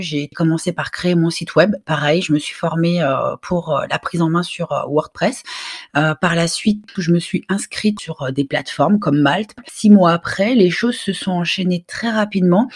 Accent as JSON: {"language": "French", "town": "Brussels", "region": "Brussels-Capital Region", "country": "Belgium", "tie": "born or raised there", "said": "je suis originaire de Belgique, je suis née à, Bruxelles"}